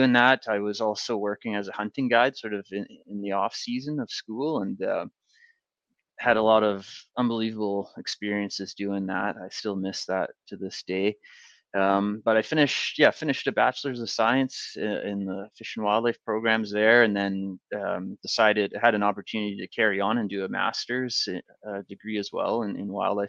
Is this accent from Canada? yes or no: yes; the Kootenays, British Columbia, Canada; also born or lived in Northern Ontario / Prince George, British Columbia; my family moved out from Northern Ontario when I was fairly young, moved to BC. And so I grew up in the Kootenays